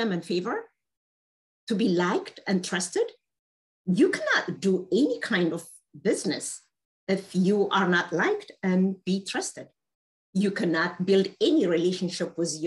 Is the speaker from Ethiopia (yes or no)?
yes; Ethiopia; I happen to speak Amharic. I'm from Ethiopia.